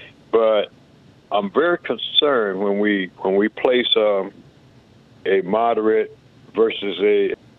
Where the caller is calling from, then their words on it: Richland Park, Illinois, United States; I'm from Richland Park, which is right outside Chicago.